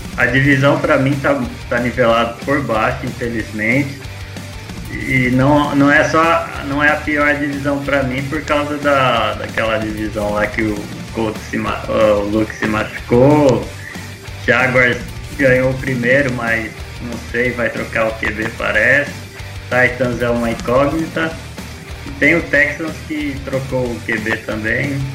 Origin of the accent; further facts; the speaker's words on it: Rio Grande do Norte, Brazil; Pau do Céu, Rio Grande do Norte